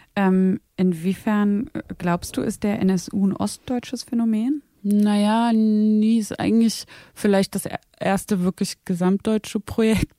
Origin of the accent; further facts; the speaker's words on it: Zwickau, Saxony, Germany; now in Berlin, Germany; ich bin ja in Zwickau geboren und aufgewachsen